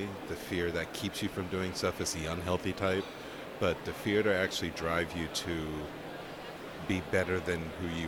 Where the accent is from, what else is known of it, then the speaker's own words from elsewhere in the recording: Portland, Oregon, United States; I'm from Portland, Oregon